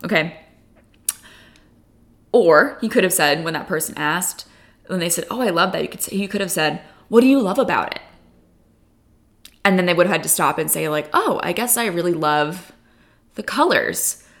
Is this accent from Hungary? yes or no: no; California, United States; I guess I love them because, you know, I grew up in California and I love like those warm tones.